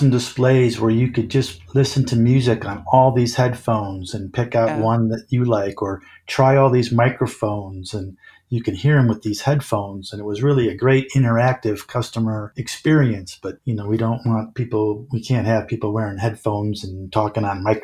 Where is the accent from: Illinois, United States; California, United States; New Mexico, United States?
Illinois, United States; Chicago; I'm from Chicago and got to Chicago